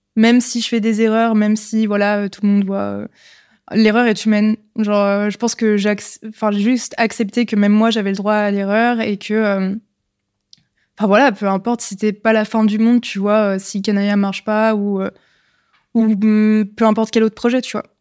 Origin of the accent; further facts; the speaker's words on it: Lyon, Auvergne-Rhône-Alpes, France; je suis née à Lyon, j'ai toujours vécu à Lyon.